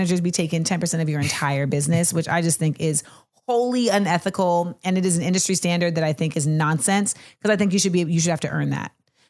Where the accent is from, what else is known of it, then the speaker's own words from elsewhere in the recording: Florida, United States; I'm from Florida